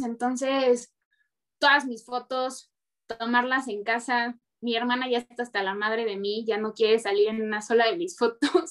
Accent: Mexico; sí soy mexicana

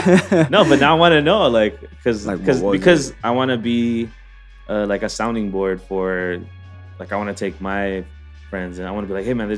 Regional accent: Hawaii, United States; moved away; I'm born and raised in Hawaii, yeah. Surrounded by Filipinos.

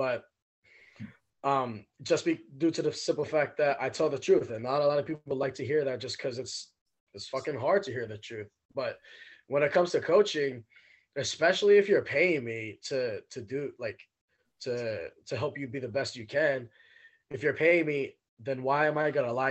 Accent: New York City, New York, United States; moved away as an adult; now in Washington, United States; I grew up in Brooklyn, New York, and in East New York in particular, Cypress Hills.

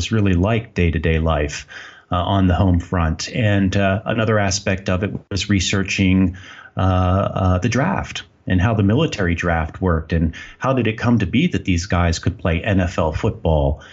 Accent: Philadelphia, Pennsylvania, United States; also born or lived in Maine; now in Maputo, Mozambique; I'm originally from the Philadelphia area

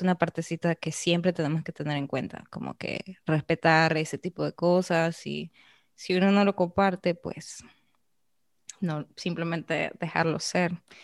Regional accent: Arequipa, Peru; moved away as an adult; now in Dominican Republic; yo soy de Arequipa, en Perú.

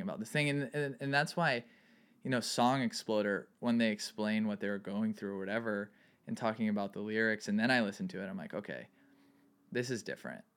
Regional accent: Santa Barbara, California, United States; also born or lived in Ojai; I grew up in Santa Barbara

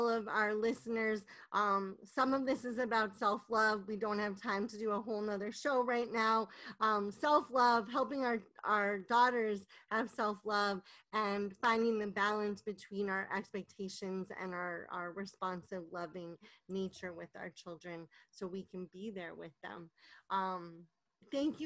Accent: New York City, New York, United States; I was born in New York City. To two New Yorkers

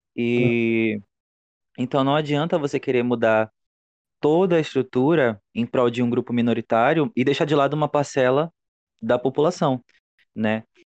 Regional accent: Macapá, Amapá, Brazil; eu sou de Macapá, capital do Amapá.

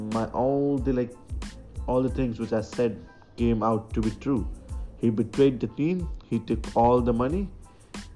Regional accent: Agra, Uttar Pradesh, India; Agra is my hometown

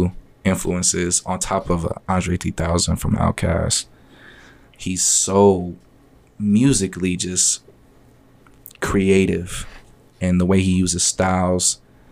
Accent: Kalamazoo, Michigan, United States; also born or lived in Benton Harbor, Michigan / St. Joseph, Michigan / Grand Rapids, Michigan; I was raised in Kalamazoo

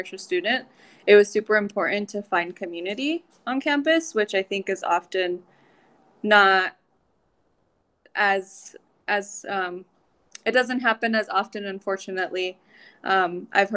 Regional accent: Denver, Colorado, United States; I'm originally from Denver, Colorado. I was born and raised there

